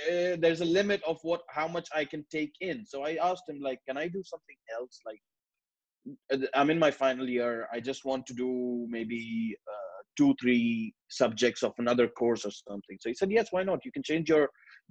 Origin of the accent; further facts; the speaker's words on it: Karachi, Sindh, Pakistan; moved away as an adult; now in United Kingdom; I come from Pakistan, Karachi. And I grew up in Karachi all my life for 19 years.